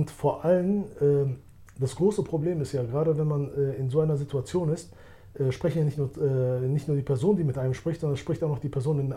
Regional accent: Albania; also born or lived in Germany; Ich selbst, ich kannte es ja nicht. Ich bin ja aus Deutschland gekommen. In Deutschland gab es so wie ich Albaner.

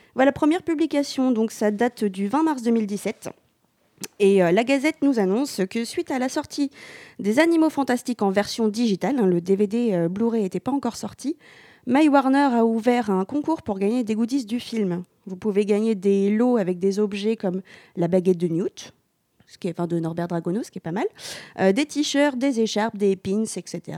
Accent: Normandy, France; on est normand

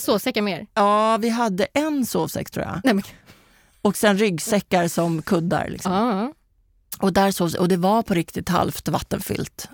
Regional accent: Kista, Stockholm County, Sweden; vi kom från Kista

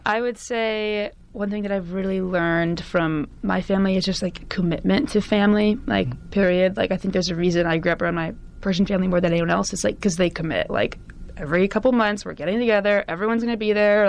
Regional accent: California, United States; Born and raised in California, I'm actually only like a quarter Middle Eastern

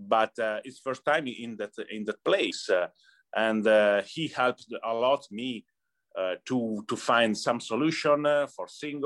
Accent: Cremona, Lombardy, Italy; English is a second language; moved away as an adult; now in Detroit, United States; I grew up in Cremona. Cremona is a little town in North Italy, close to Milan

